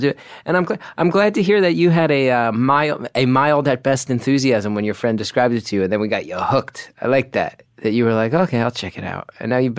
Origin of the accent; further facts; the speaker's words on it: New Jersey, United States; I'm from New Jersey.